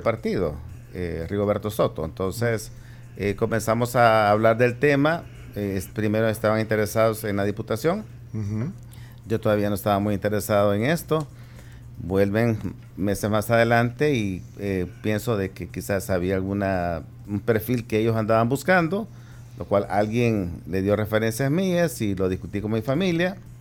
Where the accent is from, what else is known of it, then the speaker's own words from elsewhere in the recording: Santa Tecla, La Libertad, El Salvador; moved away as an adult; also born or lived in San Salvador; now in San Miguel, El Salvador; soy originario de Santa Tecla